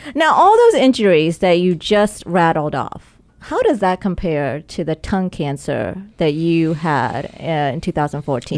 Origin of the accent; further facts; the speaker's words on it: Charlotte, North Carolina, United States; I grew up in Charlotte, North Carolina